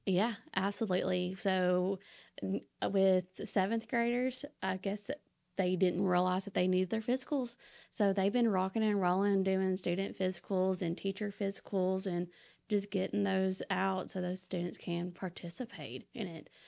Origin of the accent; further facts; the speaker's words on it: Saline County, Arkansas, United States; I'm actually from Sling County